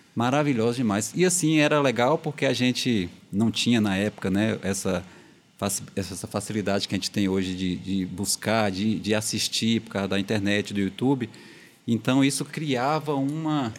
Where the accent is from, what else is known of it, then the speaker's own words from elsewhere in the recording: Brazil; eu cresci ali no Alto Maron, né? Nosso bairro aqui, um grande bairro Alto Maron